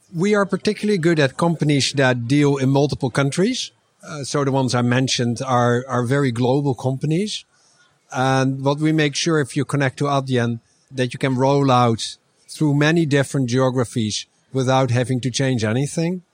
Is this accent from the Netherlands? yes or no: yes; Netherlands; I'm from the Netherlands